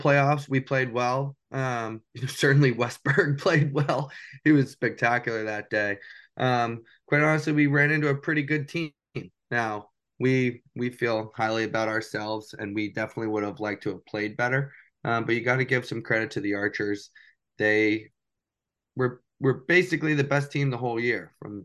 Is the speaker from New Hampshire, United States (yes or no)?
yes; New Hampshire, United States; moved away as an adult; Growing up in New Hampshire